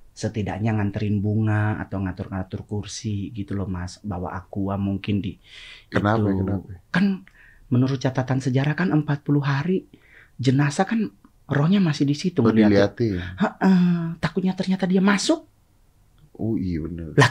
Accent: Manado, North Sulawesi, Indonesia; now in Jakarta, Indonesia; kita dari Manado ke Jakarta kan gue mau sekolah pendeta mas

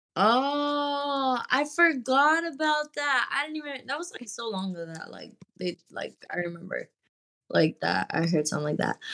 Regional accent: Texas, United States; I'm from Texas, so it's, like, you're just kind of always around country people

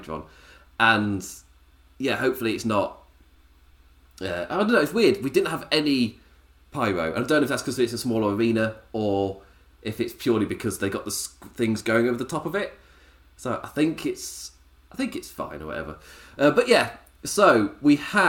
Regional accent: England, United Kingdom; me being English

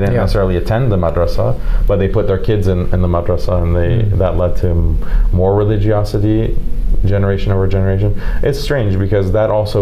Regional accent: United States; as an American

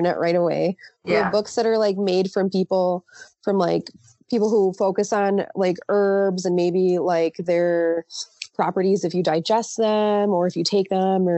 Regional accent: Los Angeles, California, United States; first language Spanish; English is a second language; My parents were born in Mexico. I was born in LA, actually

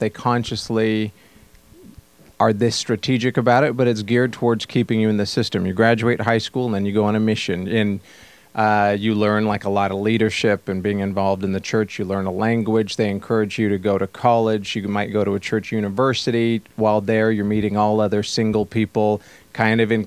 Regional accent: Sandy, Utah, United States; also born or lived in Saratoga, California; I grew up in both California and Utah. So in Saratoga, kind of the San Jose area until I was 8, and then through high school in Sandy, Utah, just a suburb of Salt Lake.

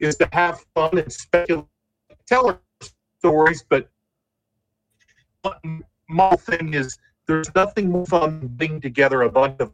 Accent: Ironton, Ohio, United States; I grew up in Ironton, Ohio

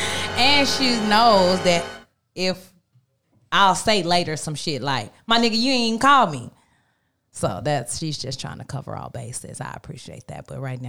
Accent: the South, United States; I am from the South

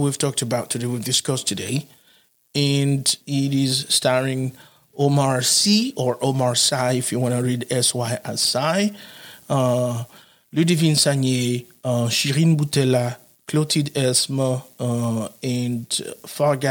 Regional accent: Haiti; I'm from Haiti

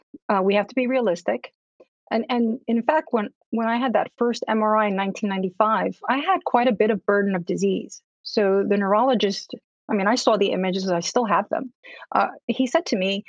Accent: Newark, New Jersey, United States; also born or lived in Cuba; I'm an immigrant to this country. I grew up in Newark, New Jersey

